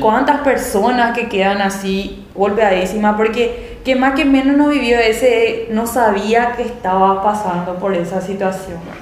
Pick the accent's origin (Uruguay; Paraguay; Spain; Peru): Paraguay; en nuestro país